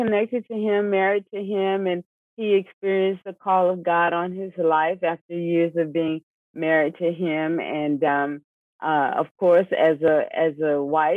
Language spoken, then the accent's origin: English; Miami, Florida, United States; I was born right here in Miami, Florida. Both Isaiah and I. So the community that we're in with the church, we know the community very well. We grew up in this community.